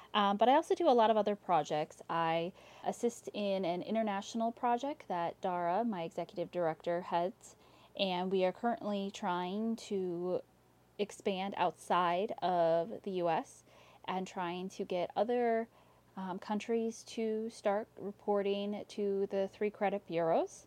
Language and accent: English; Maple Grove, Minnesota, United States; I am from Maple Grove, Minnesota